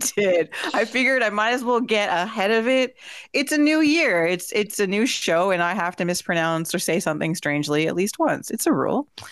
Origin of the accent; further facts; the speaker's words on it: Peterborough, Ontario, Canada; my hometown of Peterborough, Ontario